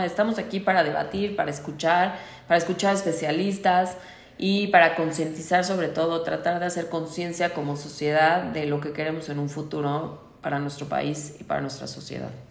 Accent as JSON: {"language": "Spanish", "country": "Mexico", "tie": "born or raised there", "said": "nací en México"}